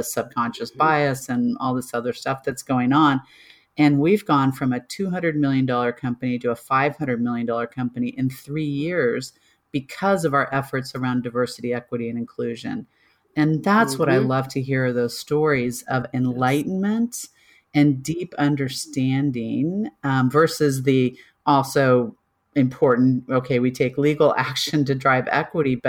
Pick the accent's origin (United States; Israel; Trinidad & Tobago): United States; Kansas; moved away; also born or lived in Denver; a white girl from Kansas